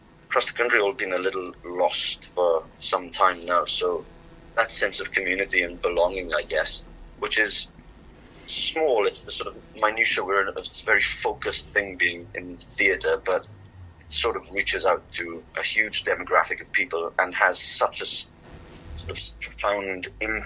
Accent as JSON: {"language": "English", "town": "Swansea", "region": "Wales", "country": "United Kingdom", "said": "I'm from Swansea"}